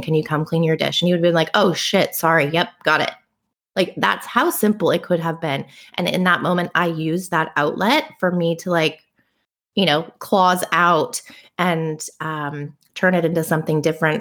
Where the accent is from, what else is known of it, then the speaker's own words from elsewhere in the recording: Bay Area, California, United States; growing up in the Bay Area